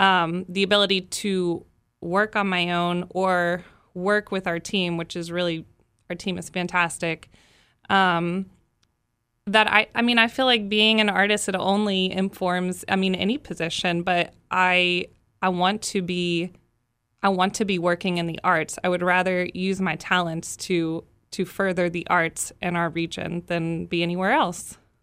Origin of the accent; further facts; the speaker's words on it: Dallas, Texas, United States; moved away as an adult; now in Baton Rouge, United States; I'm from Texas. I'm not from here.